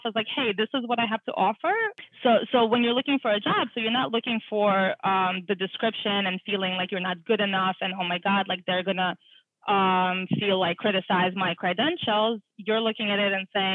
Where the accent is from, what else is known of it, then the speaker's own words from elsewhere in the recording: Russia; moved away; I'm an immigrant. I was born in Russia, and like everyone who was born in Russia plays the piano. So I went through like 7 years of taking art classes and piano classes